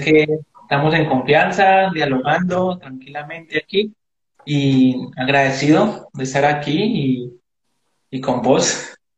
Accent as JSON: {"language": "Spanish", "town": "Palmira", "region": "Valle del Cauca", "country": "Colombia", "tie": "born or raised there", "said": "el barrio, de donde me crié, en Chapinero, en, Palmira"}